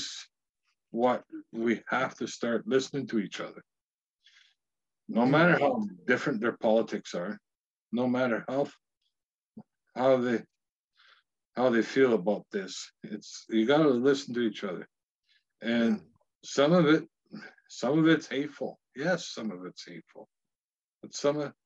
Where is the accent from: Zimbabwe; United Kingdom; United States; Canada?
Canada; Northwestern Ontario; moved away as an adult; now in Ottawa, Canada; I'm from Northwestern Ontario and I live in Ottawa